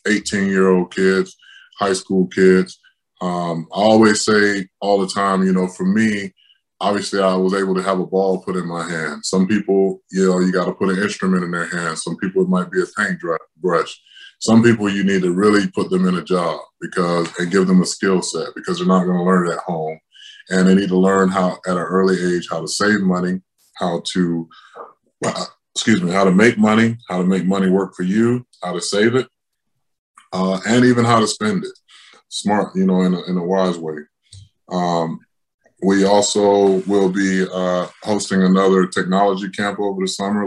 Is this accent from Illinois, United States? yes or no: no; Tampa, Florida, United States; in front of my hometown fans